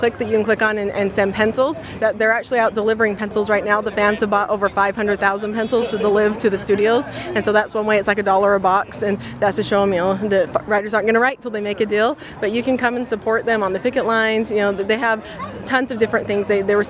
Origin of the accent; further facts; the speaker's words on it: Utah, United States; We're from Utah